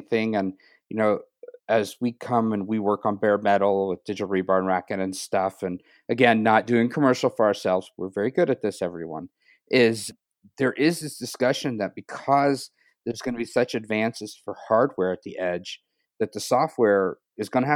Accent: United States; as an American

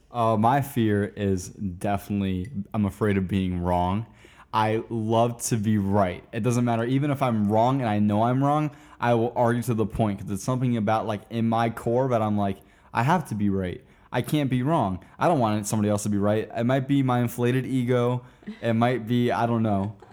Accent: Wesley Chapel, Florida, United States; also born or lived in Tampa, Florida; now in Orlando, United States; I was born in Tampa, and I all the way up to uh, middle school went to school in a little town called Wesley Chapel, Florida

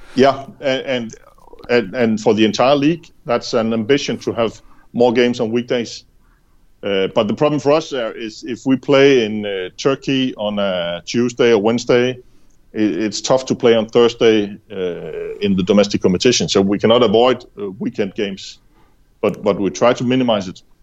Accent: Denmark; I'm from Jutland

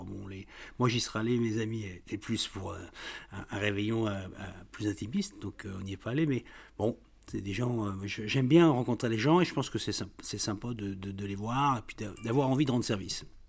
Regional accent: the Nord, Hauts-de-France, France; moved away as an adult; also born or lived in Rhône-Alpes; j'ai quitté le Nord, c'est pas pour rien d'ailleurs. Quand à 26 ans, je cherche un travail

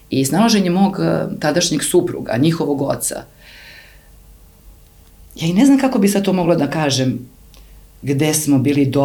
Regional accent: Serbia; Ja sam odrasla na Kolubari, na reci, Ne u luksuzu, ali sam odrastala

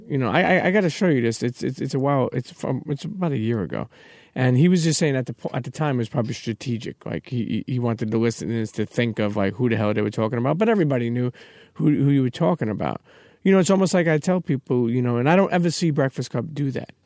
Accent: New York, United States; we're from New York

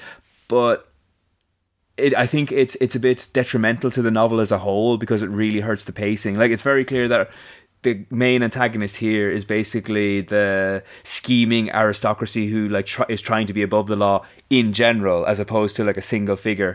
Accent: Ireland; we're Irish

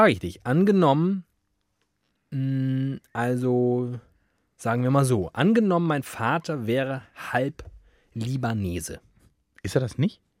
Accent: Germany; apropos äh, ich bin Deutscher.

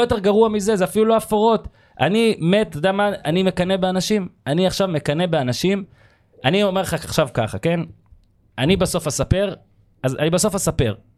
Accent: Northern District, Israel; אנחנו מהצפון

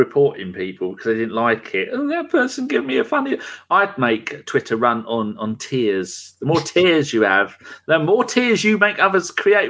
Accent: England, United Kingdom; as is my right as an Englishman.

